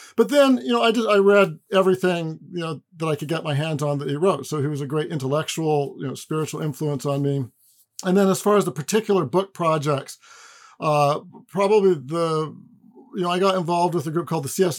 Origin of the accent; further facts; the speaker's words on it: Pacific Northwest, United States; also born or lived in Southern California; I grew up in the Pacific Northwest